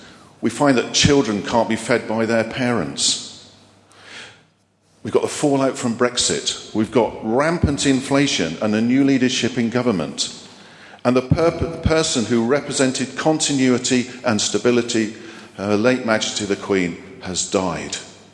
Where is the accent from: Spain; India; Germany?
Germany; born there; I'm a Cold War baby. I was born in Germany to a military family